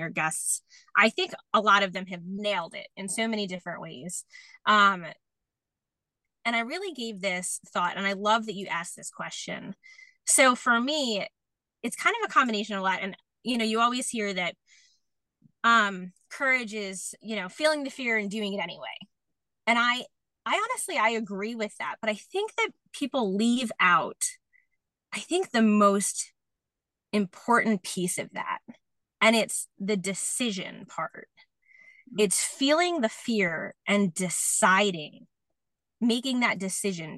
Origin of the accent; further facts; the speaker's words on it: New York, United States; I'm from New York